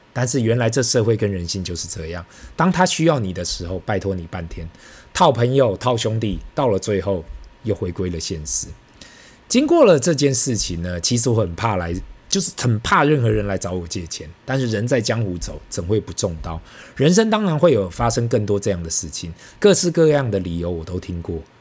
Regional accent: Taipei, Taiwan; 我们台北这里大概就等同北京的两环内吧

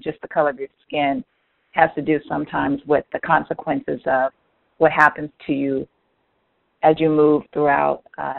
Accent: Portland, Oregon, United States; a black girl born and raised in Portland, living in North Portland neighborhood

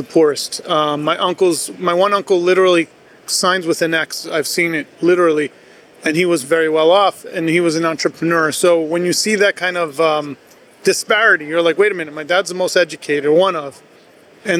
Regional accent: New York, United States; Everybody that I grew up with in New York owned a diner

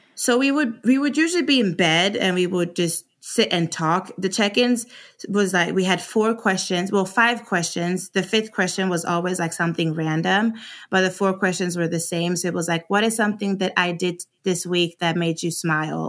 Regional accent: Sweden; moved away as an adult; also born or lived in Arizona, United States; now in United States; I was born and raised in Sweden, and I came to America oh eight 'cause I got a scholarship to run track.

